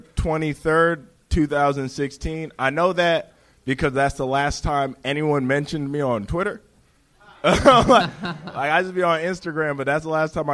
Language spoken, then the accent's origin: English; Palos Verdes, California, United States; I grew up in the burbs. I grew up in Palos Verde